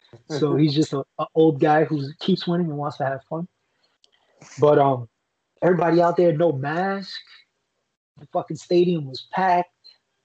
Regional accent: New York City, New York, United States; Brooklyn all the way. That Brooklyn shit runs through our veins.

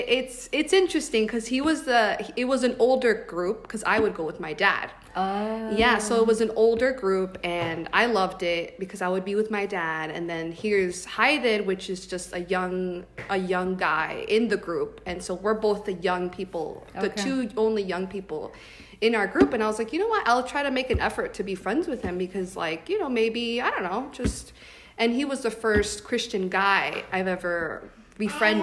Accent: Florida, United States; now in California, United States; I'm from Florida

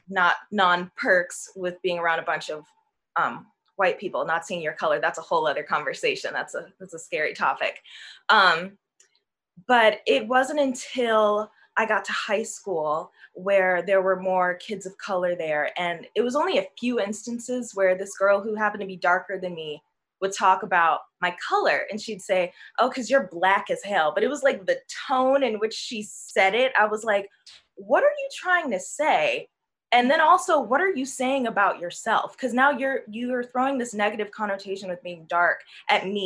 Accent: Chicago, Illinois, United States; moved away as an adult; now in Los Angeles, United States; I'm from Chicago, and if you know Chicago, it's very segregated, and I grew up in a very white area.

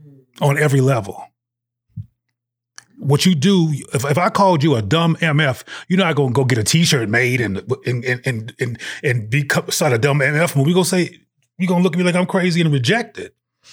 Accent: Los Angeles, California, United States; also born or lived in Bay Area / Seattle / Jackson; I am originally from South Central Los Angeles, the Bay Area, in Seattle, Washington, and Jackson, Mississippi. The reason I bring in all those places is because I lived in those places as a child, and they're all relevant to my development.

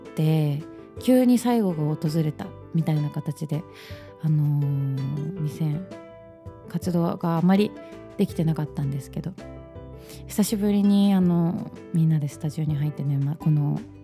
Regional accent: Matsue, Shimane, Japan; moved away; 地元松江に帰ってライブをしたいな

